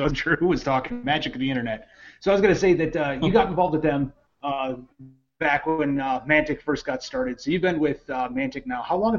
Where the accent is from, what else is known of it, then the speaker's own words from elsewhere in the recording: Midwest, United States; I'm from the Midwest.